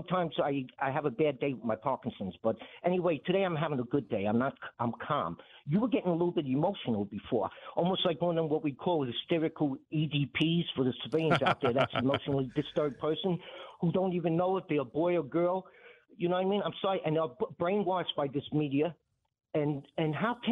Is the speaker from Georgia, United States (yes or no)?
no; New York City, New York, United States; I'm a New Yorker. I grew up in Brooklyn, Williamsburg, tough neighborhood at the time.